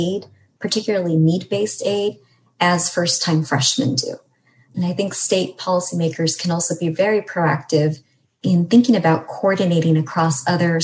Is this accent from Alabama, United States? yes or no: no; California, United States; as a Californian